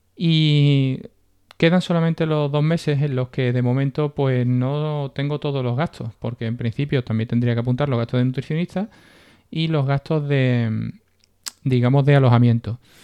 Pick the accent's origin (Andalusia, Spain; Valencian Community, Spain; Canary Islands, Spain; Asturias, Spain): Andalusia, Spain; Seville; yo soy de Sevilla